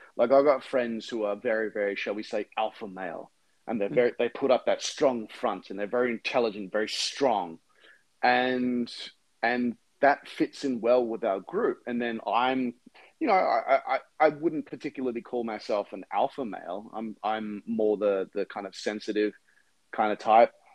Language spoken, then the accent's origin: English; Brisbane, Queensland, Australia; now in United States; where I grew up, which is in Brisbane